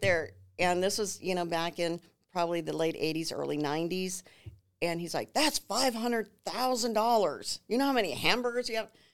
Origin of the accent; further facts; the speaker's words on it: New Ulm, Minnesota, United States; moved away as an adult; now in San Antonio, United States; I grew up in that river valley in New Ulm